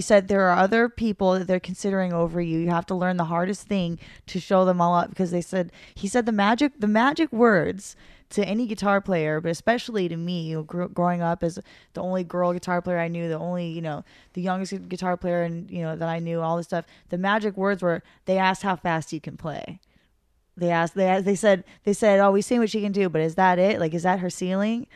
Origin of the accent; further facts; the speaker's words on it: Santa Monica, California, United States; I'm from Santa Monica